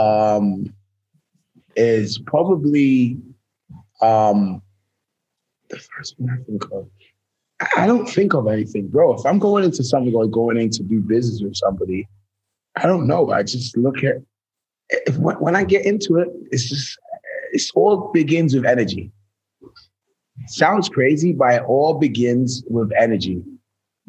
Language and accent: English; England, United Kingdom; moved away as an adult; also born or lived in New York; now in Los Angeles, United States; my home country, England